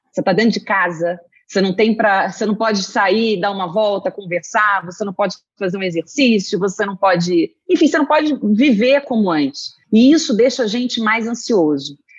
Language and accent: Portuguese; Rio de Janeiro, Brazil; moved away as an adult; now in São Paulo, Brazil; sou carioca, moro aqui em São Paulo, estou falando de São Paulo, do Brooklyn. Estou sete uhum. anos aqui